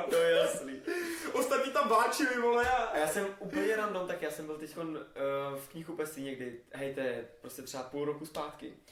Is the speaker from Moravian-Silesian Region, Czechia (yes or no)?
yes; Havířov, Moravian-Silesian Region, Czechia; to natáčí v Havířově, v mém rodném městě?